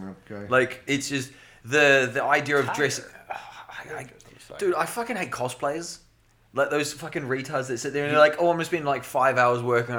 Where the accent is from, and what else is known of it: New Zealand; accent: New Zealand